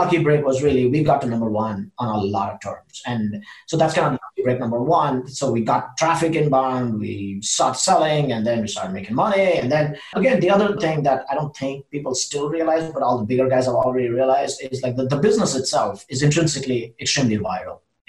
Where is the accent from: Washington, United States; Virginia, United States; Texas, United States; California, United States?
Washington, United States; Seattle; now in Austin, United States; And we are from Seattle. I lived about 10 years in Seattle. I want to go back to Seattle.